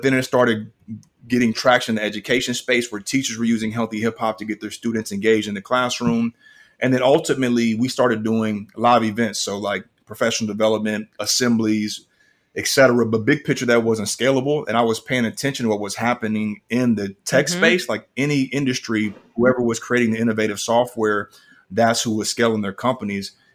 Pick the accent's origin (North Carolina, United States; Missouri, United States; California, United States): Missouri, United States; Kansas City; moved away as an adult; now in Atlanta, United States; I'm originally from Kansas City. I'm in Atlanta now